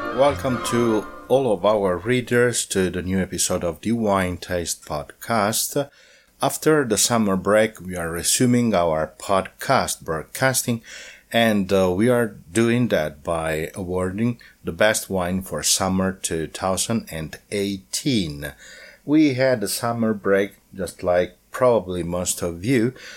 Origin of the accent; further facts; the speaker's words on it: Umbria, Italy; as I live in Umbria, I was born in Umbria